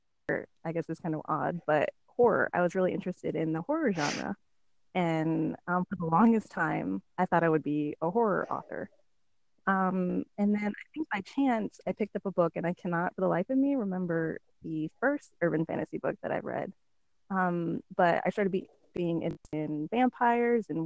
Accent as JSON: {"language": "English", "region": "Alaska", "country": "United States", "also_born_or_lived": "the South (US)", "moved": "yes", "lives_now": "the South, United States", "said": "I'm from Alaska. I live in the South now."}